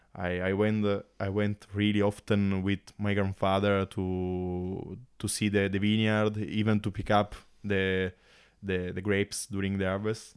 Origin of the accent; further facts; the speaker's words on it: Marsala, Sicily, Italy; English is a second language; now in New Zealand; I come from Marsala